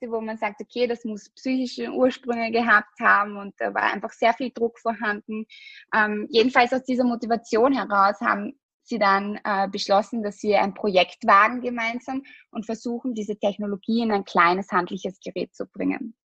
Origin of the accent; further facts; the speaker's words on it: Austria; also wir sind aus Österreich, wir produzieren auch in Österreich, es ist ein österreichisches Produkt.